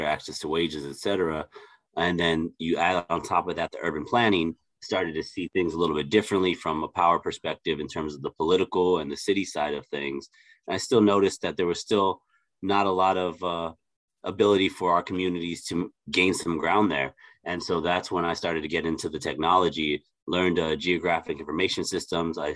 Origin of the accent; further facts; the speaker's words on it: Los Angeles, California, United States; I am originally from Los Angeles, California. I grew up in East